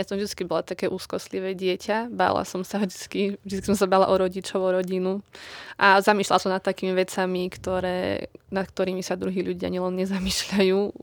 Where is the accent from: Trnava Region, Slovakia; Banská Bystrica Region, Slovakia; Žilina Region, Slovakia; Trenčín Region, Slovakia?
Banská Bystrica Region, Slovakia; Lučenec; pochádzam z Lučenca